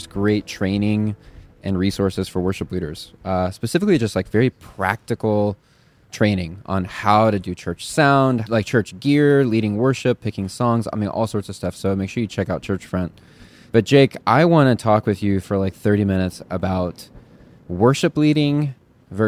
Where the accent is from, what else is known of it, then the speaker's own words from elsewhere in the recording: Chicago, Illinois, United States; Chicago, my hometown